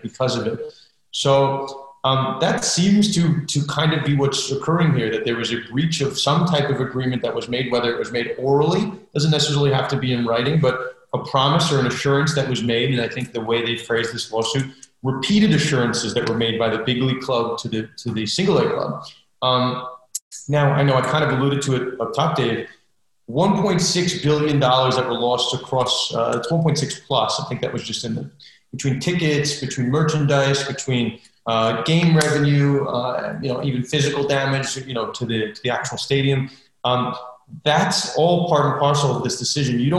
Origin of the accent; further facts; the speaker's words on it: New York, United States; I'm from New York, so I've been to that Staten Island Park